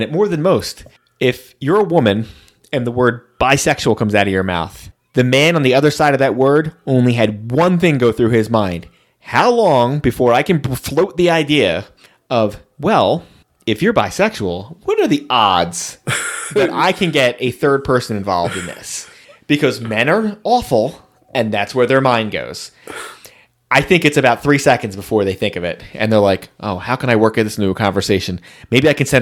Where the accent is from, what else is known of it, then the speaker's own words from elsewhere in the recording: New Jersey, United States; I grew up in New Jersey.